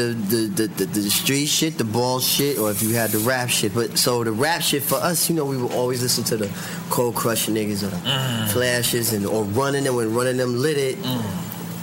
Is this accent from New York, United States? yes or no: yes; New York City, New York, United States; We grew up in Jamaica, Queens